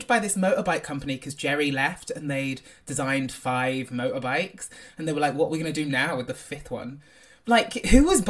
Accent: Devon, South West England, United Kingdom; But when I was growing up, I grew up in Devon. Like, I'm a country boy.

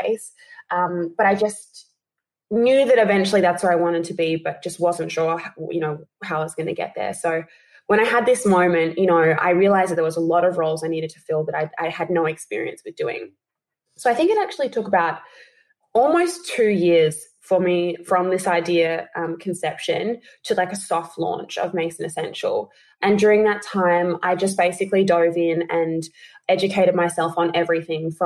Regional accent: Adelaide, South Australia, Australia; now in Sydney, Australia; I'm originally from Adelaide.

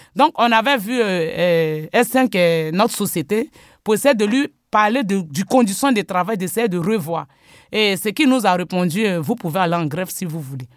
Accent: Côte d’Ivoire; now in France; je suis né d'abord en Côte d'Ivoire. Euh, j'ai grandi là-bas parce que je suis arrivé en France en 2000

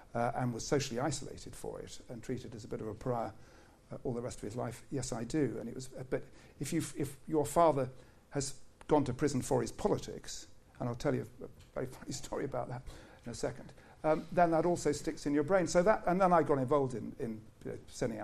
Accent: Essex, East of England, United Kingdom; I come from Essex

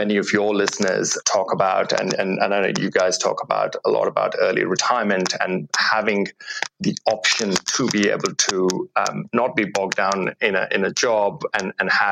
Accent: India; now in Australia; I grew up in India before coming to Australia

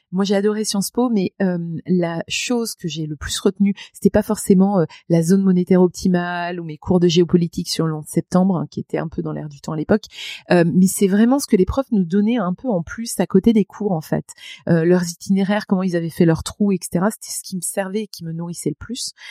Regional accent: Grand Est, France; accent: Lorraine; Je venais du fin fond de la Lorraine avec un accent à couper au couteau pour tous les Lorrains qui m'entendent, tous

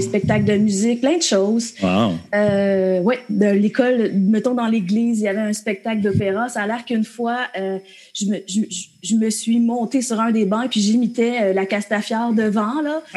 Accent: Frelighsburg, Quebec, Canada; je suis une petite fille de la campagne des cantons de l'Est. Euh, j'ai grandi à Frolexburg, dans un petit village

